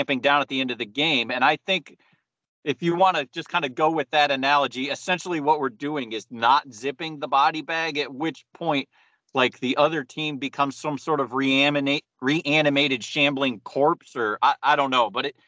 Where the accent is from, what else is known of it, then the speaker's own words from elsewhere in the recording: Ohio, United States; I'm from Ohio